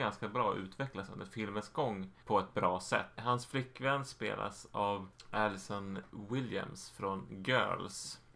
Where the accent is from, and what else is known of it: Sweden